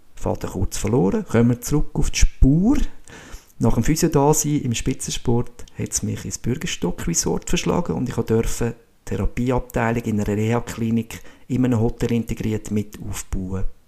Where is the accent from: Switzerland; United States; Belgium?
Switzerland; Ibach, Schwyz; also born or lived in Stams, Austria; Aufgewachsen bin ich in Ibach, bei Schweiz, und habe da dürfen glückliche, spielende Kindheit erleben.